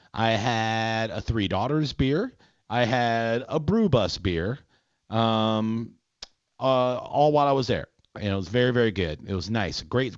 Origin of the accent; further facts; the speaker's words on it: Minnesota, United States; Oh, yeah, I'm from Minnesota.